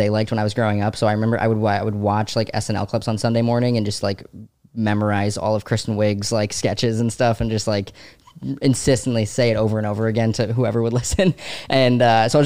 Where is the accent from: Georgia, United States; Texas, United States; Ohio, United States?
Georgia, United States; Savannah; born or raised there; moved away as an adult; also born or lived in DeWitt, New York / North Carolina; now in New York, United States